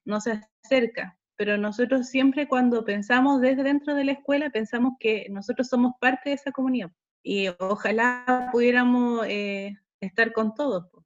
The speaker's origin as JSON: {"language": "Spanish", "town": "Pelluhue", "region": "Maule", "country": "Chile", "tie": "born or raised there", "also_born_or_lived": "Cauquenes / Temuco", "said": "soy oriunda de Peyúgue, de la localidad de Peyúgue. Eh, estudié en, el, en la escuela de 638 Peyúgue"}